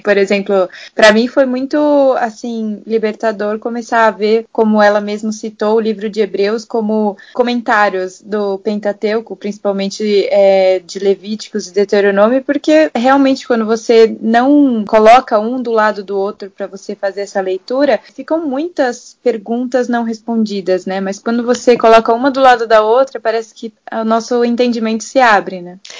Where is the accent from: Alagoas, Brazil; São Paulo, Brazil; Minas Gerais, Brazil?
São Paulo, Brazil; São Caetano do Sul; sou de São Caetano do Sul, no estado de São Paulo, também no Brasil